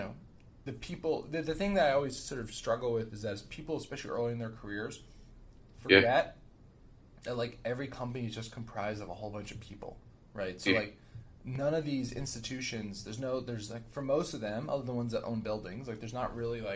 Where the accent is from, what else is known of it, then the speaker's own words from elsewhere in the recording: New Jersey, United States; I grew up in New Jersey